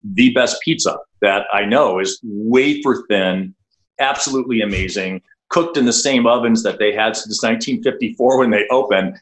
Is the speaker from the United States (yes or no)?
yes; Pittsburgh, Pennsylvania, United States; moved away; I grew up in Pittsburgh that has a similar blue collar background to Milwaukee